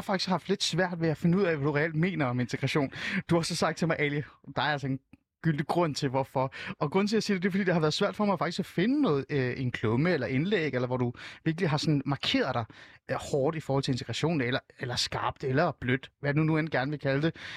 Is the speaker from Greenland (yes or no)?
no; Iran; now in Denmark; jeg er jo selv fra Iran